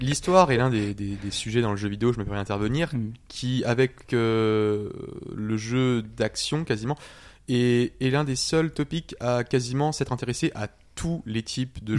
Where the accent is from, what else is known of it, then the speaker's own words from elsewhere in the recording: Lorraine, Grand Est, France; Je viens de Lorraine.